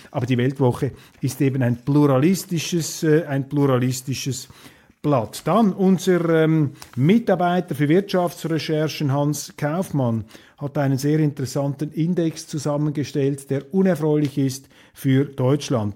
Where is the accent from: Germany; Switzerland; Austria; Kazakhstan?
Switzerland; als Schweizer